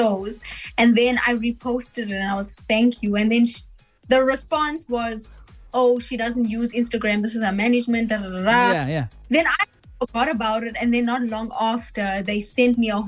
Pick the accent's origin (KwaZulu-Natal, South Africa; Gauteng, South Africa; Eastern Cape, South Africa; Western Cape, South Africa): Gauteng, South Africa; Johannesburg; Grew up in Johannesburg, South Africa. Been based there, still based there